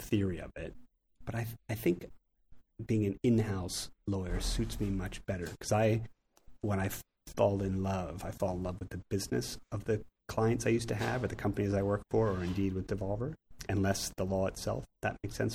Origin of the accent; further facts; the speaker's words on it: Philadelphia, Pennsylvania, United States; accent: Philly; moved away as an adult; now in London, United Kingdom; my funny Philly accent